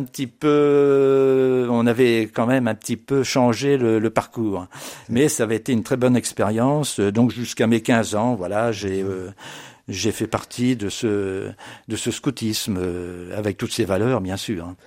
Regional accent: Blois, Centre-Val de Loire, France; je suis né à Blois en 1953

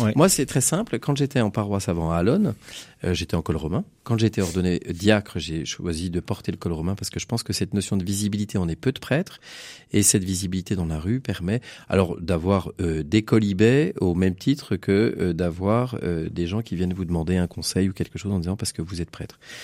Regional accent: France; Je suis originaire de Bécon

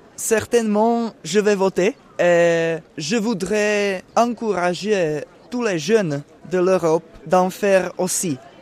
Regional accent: Olomouc, Olomouc Region, Czechia; French is a second language; moved away; je viens de la République tchèque, de la ville qui s'appelle Olomouc

